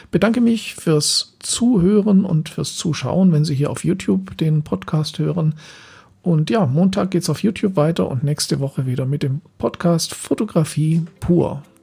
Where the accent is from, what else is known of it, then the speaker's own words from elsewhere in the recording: Southern Germany, Germany; now in Berlin, Germany; Zeit von zwei Jahren hier in Berlin, wo ich hauptsächlich von Aufträgen aus dem Süden Deutschlands, wo ich herkomme, ähm, gelebt habe.